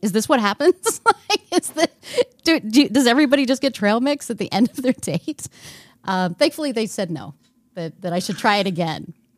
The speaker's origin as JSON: {"language": "English", "region": "Texas", "country": "United States", "tie": "born or raised there", "said": "I grew up in Texas"}